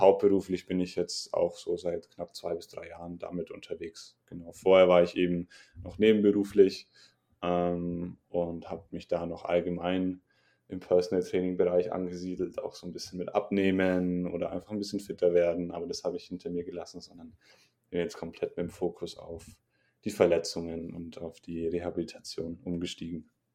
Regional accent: Regensburg, Bavaria, Germany; Ich komme aus Regensburg

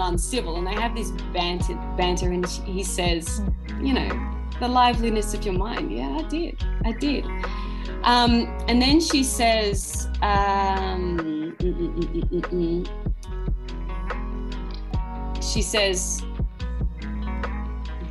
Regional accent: Ballarat, Victoria, Australia; my hometown, Ballarat

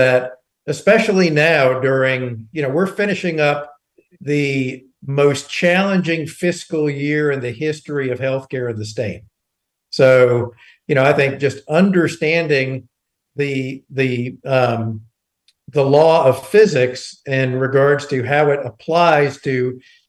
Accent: Eastern North Carolina, United States; I grew up in Eastern North Carolina and went to Pitt County schools

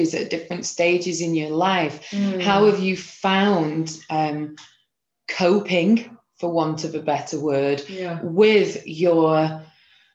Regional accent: Manchester, North West England, United Kingdom; moved away as an adult; now in Copenhagen, Denmark; I'm from Manchester.

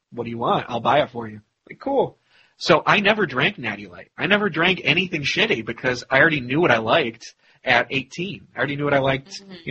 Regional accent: Ireland; once again, as an Irishman

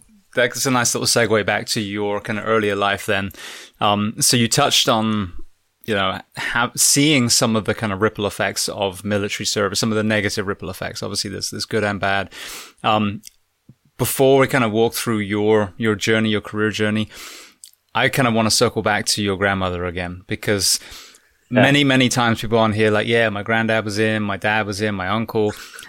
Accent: Florida, United States; Anyway, so I came from Florida.

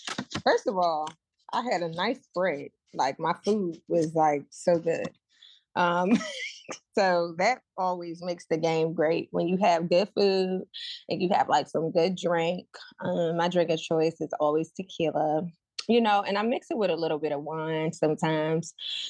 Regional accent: New Jersey, United States; my hometown, that little South Jersey

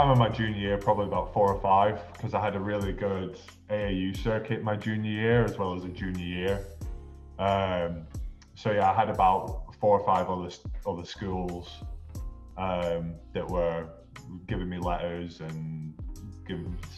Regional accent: Chorley, North West England, United Kingdom; moved away as an adult; also born or lived in Montana / Kansas; I'm from Chorley in England in the northwest.

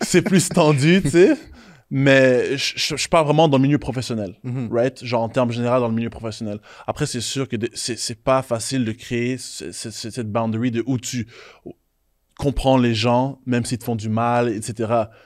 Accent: Haiti; Moi, je suis haïtien

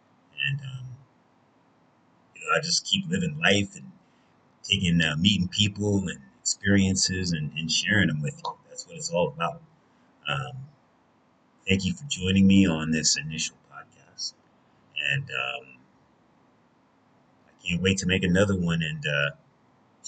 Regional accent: United States; I'm an American

